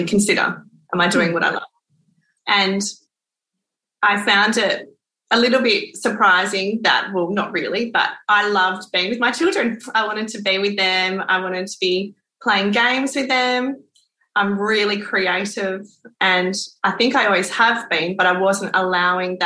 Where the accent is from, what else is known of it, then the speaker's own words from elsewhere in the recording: Western Australia, Australia; also born or lived in Perth / British Columbia, Canada; I grew up inland on a farm, like in a beautiful farm. But then I have lived down south. We call it down in Australind, which is a little coastal town south of Perth. And then I moved to Perth and have lived here most of my life